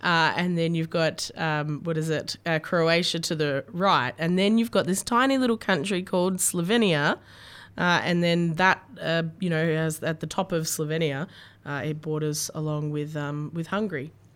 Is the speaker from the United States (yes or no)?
no; Australia; what we grew up with in Australia